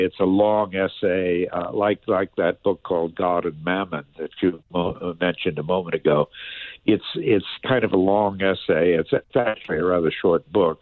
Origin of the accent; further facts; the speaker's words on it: Washington, District of Columbia, United States; grew up in Washington, D.C.